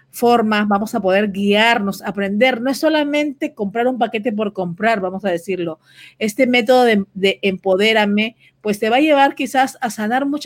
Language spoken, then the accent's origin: Spanish; Venezuela; now in United States; Sí, soy venezolana.